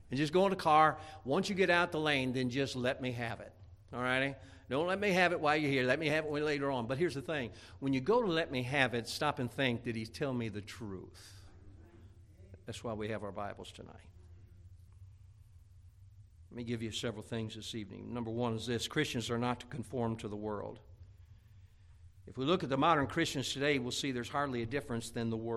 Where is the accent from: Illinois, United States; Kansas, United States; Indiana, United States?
Indiana, United States; moved away; growing up in Indiana